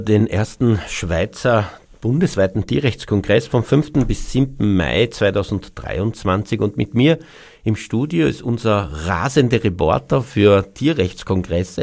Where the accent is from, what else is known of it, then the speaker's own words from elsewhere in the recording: Austria; bei uns in Österreich